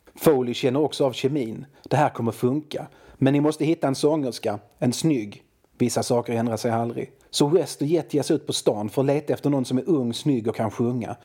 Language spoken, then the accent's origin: Swedish; Malmö, Skåne, Sweden; jag är från Malmö, och i Malmö har vi våra regler